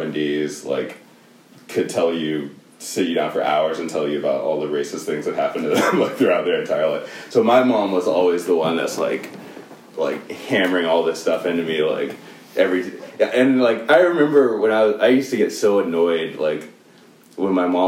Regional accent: South Africa; we grew up in South Africa, or at least, you know, the three of us did together when I grew up in South Africa personally.

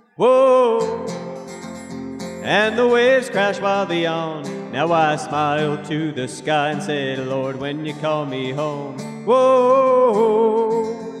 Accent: Juneau, Alaska, United States; also born or lived in Sitka, Alaska; born and raised in Juneau, fourth generation Alaska, and been in Sitka for eight years

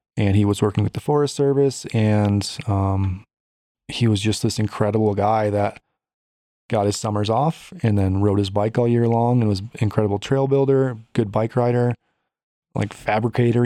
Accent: Chicago, Illinois, United States; now in Colorado, United States; I grew up in Chicago

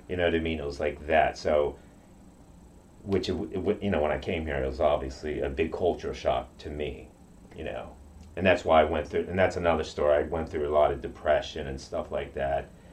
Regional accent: Okinawa, Japan; first language Japanese; English is a second language; now in United States; I grew up in Okinawa

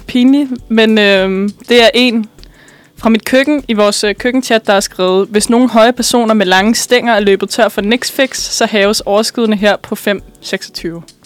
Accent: Bornholm, Capital Region of Denmark, Denmark; moved away; jeg er fra Bornholm, eller jeg er opvokset på Bornholm.

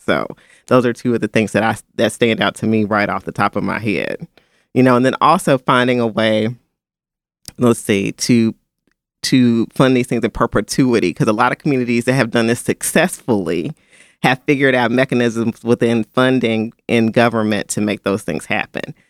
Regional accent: Memphis, Tennessee, United States; I grew up in Memphis

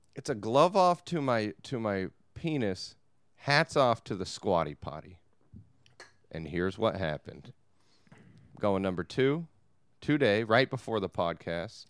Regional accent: Long Beach, California, United States; I'm from Long Beach.

